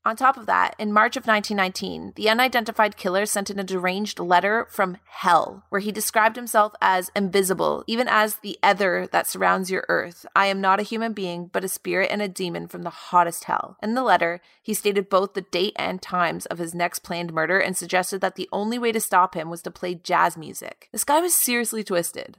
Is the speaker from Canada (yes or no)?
yes; Canada; the prison of my hometown